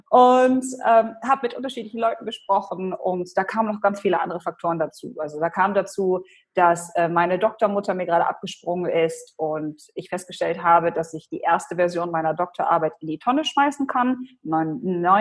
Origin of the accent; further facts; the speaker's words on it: Hannover, Lower Saxony, Germany; first language Polish; German is a second language; Ich komme ursprünglich aus Deutschland, aus Hannover. Meine Eltern äh, kommen aus Polen. Also ich bin wirklich als, als Kind aufgewachsen in so einem kulturellen Mischmasch. Also bis zum Kindergarten äh, habe ich nur Polnisch gesprochen